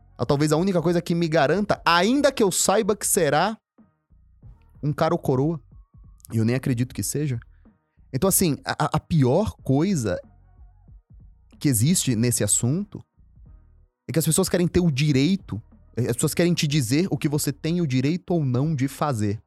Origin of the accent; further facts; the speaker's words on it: São Paulo, Brazil; also born or lived in Maceió, Alagoas; quando chegar em São Paulo era o frio. Eu vim do Nordeste, quente, úmido, e era frio